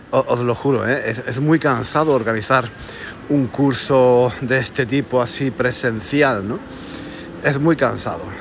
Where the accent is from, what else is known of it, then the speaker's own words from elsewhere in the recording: Granada, Andalusia, Spain; moved away as an adult; Os dije que iba a venir aquí a Granada, mi ciudad, mi ciudad natal, la ciudad donde, donde yo nací, donde viví los primeros treinta y tantos años de mi vida.